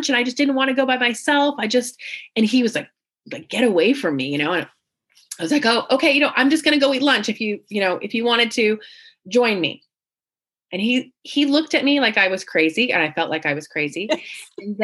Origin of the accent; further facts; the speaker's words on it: Central California, United States; moved away as an adult; now in San Diego, United States; I was born in Central California, so about 5 hours away in the mountains